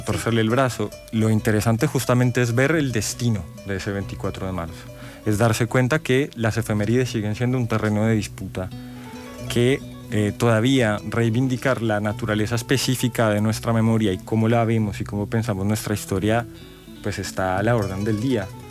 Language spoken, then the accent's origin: Spanish; Colombia; soy colombiana